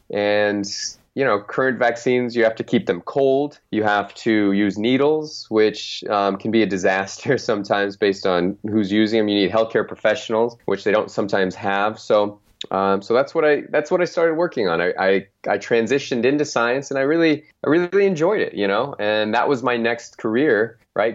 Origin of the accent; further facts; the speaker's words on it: Phoenix, Arizona, United States; there was a sports team in in my hometown called the Phoenix Suns